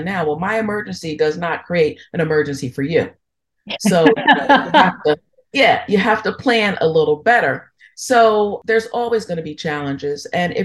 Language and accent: English; New York, United States; moved away; also born or lived in Philadelphia; growing up in New York